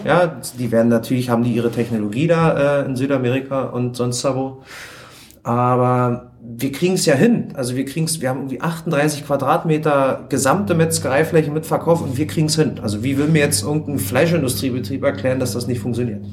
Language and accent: German; Spreewald, Brandenburg, Germany; ich komme halt vom Land, ich komme aus dem Spreewald